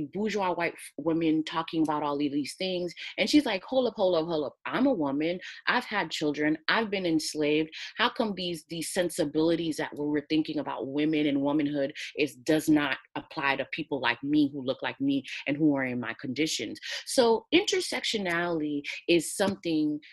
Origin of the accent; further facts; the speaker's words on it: United States; I'm from the United States